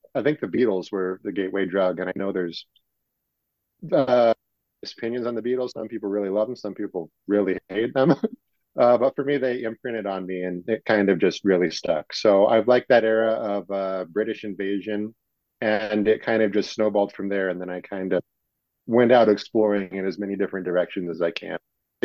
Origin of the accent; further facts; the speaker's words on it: Utah, United States; I'm from Utah. I'm here locally.